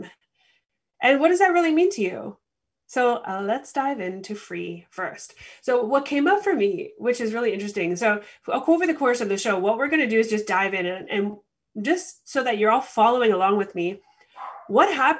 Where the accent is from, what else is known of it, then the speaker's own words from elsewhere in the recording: Canada; the experience I have as a Canadian